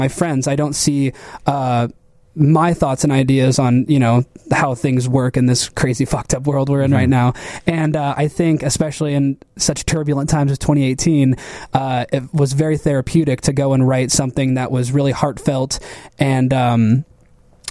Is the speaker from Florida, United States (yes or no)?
no; Canton, Illinois, United States; moved away; also born or lived in Chicago; I'm from Canton, Illinois